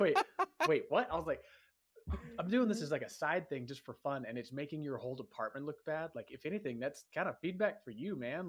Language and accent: English; San Diego, California, United States; moved away as an adult; also born or lived in Hawaii; now in Utah, United States; I'm from Southern California, I'm from San Diego, I live in Utah now